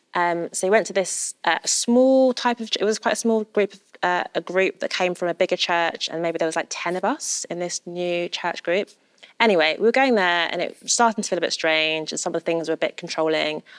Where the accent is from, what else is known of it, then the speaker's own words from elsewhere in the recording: London, United Kingdom; I'm such a Londoner